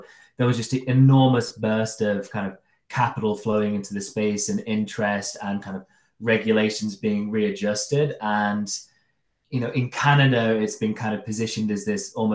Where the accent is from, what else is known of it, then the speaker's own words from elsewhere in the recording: Derby, East Midlands, United Kingdom; we used to go into a store called Salamanders. It was the local head shop in Derby